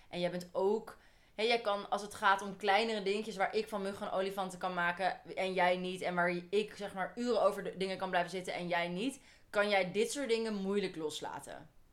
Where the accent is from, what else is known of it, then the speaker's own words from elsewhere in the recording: Holland, Netherlands; wij twee, wijzend naar ons twee, wij komen uit Holland